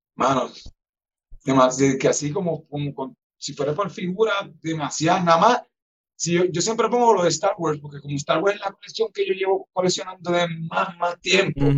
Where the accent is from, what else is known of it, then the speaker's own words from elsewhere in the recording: Ponce, Puerto Rico; yo soy de los Caobos, de Ponce en los Caobos